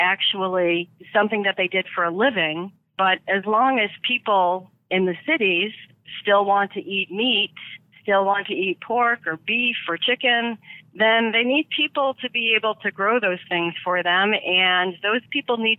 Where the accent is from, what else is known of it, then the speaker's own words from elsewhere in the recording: about 30 miles north of Boston, Massachusetts, United States; also born or lived in Chicago / Pipestone County, Minnesota; now in Door County, United States; I grew up in Massachusetts, about north of Boston, about 30 miles.